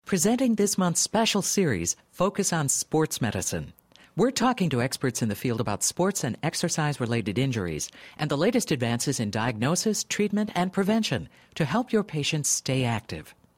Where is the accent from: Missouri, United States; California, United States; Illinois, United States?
Illinois, United States; Chicago; I'm from the Midwest, from Chicago